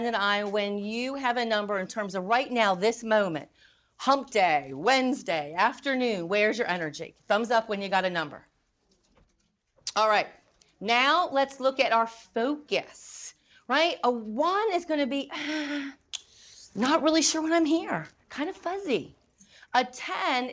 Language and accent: English; North Carolina, United States; I'm from North Carolina.